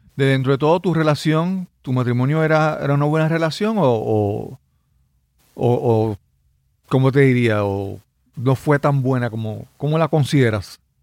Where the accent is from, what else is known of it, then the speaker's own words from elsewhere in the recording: Yabucoa, Puerto Rico; mi pueblo natal es, le, los equipos deportivos de mi pueblo le llaman los azucareros